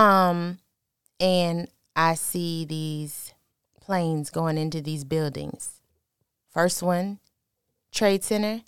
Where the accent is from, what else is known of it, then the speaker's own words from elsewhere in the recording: New York City, New York, United States; moved away; also born or lived in Virginia; I'm originally from New York